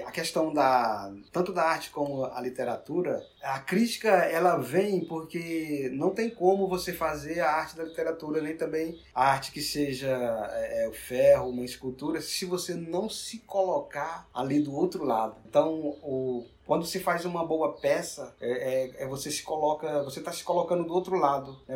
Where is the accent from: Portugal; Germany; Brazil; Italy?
Brazil; Northeast Region; Lá na minha região nordestina